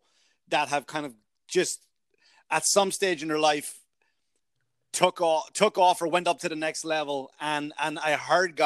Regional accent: Ireland; moved away; also born or lived in New York; I'm from Ireland

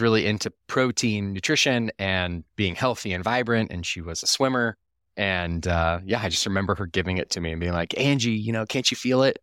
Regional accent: Austin, Texas, United States; I was raised in Austin, Texas

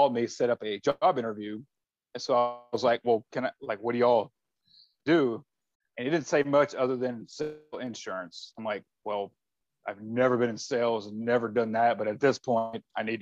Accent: Shreveport, Louisiana, United States; I was actually born and raised in Louisiana

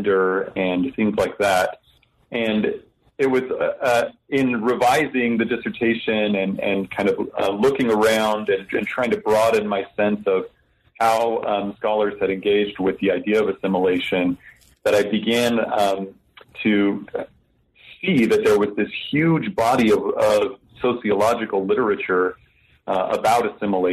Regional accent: Salt Lake City, Utah, United States; moved away; I come from Salt Lake City originally.

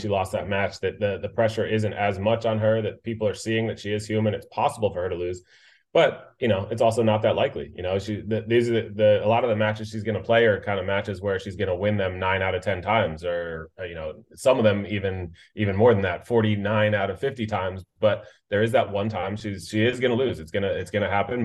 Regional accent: United States; as an American

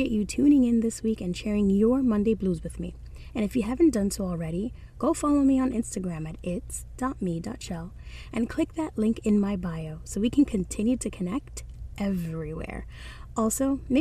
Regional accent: Dominican Republic; accent: Dominican; now in New York City, United States; my Dominican accent or dialect

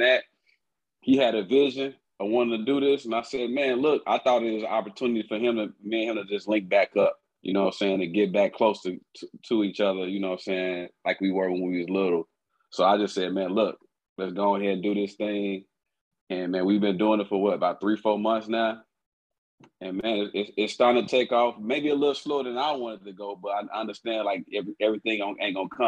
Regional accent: Chicago, Illinois, United States; also born or lived in Tuscaloosa, Alabama; Born there, but raised in Chicago. I was born in Tuscaloosa, Alabama.

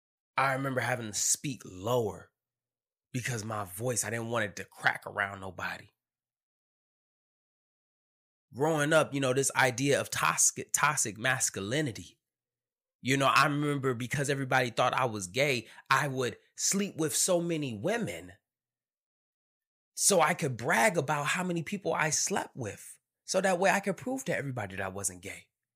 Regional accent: Detroit, Michigan, United States; Growing up in Detroit, Michigan, and everybody knows my story.

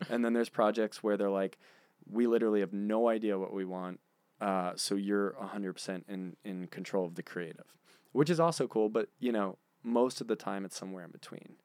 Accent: Philadelphia, Pennsylvania, United States; I'm from Philadelphia.

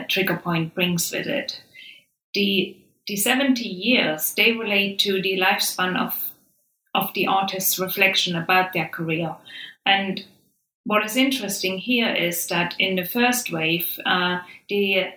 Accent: Saxony, Germany; moved away; I'm from Saxony myself. So, you know, and I have spent formative years in the region, and I experienced unification there.

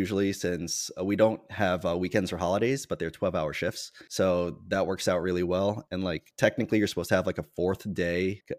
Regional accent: New York, United States; I am from New York.

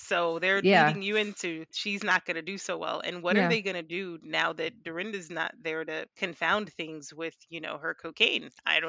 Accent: New York City, New York, United States; I was born and raised in Crown Heights.

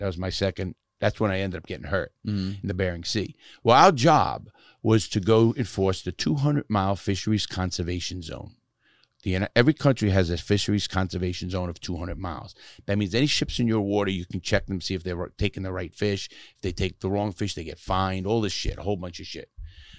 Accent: United States; I'm an American through and through. I mean, I love my country

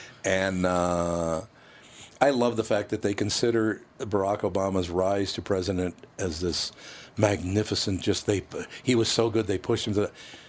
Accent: Minneapolis, Minnesota, United States; when I was growing up in North Minneapolis

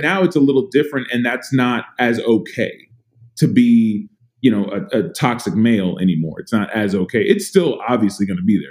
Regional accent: San Antonio, Texas, United States; I grew up in Texas. I grew up in in San Antonio, Texas

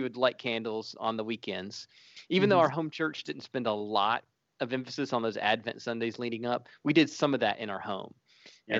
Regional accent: South Carolina, United States; moved away; I grew up in South Carolina, Southern Baptist.

